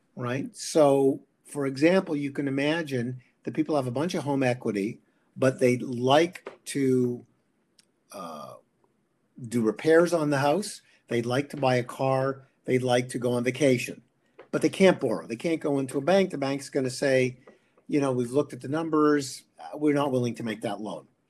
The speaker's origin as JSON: {"language": "English", "country": "Canada", "said": "I'm a Canadian, or I'm both actually"}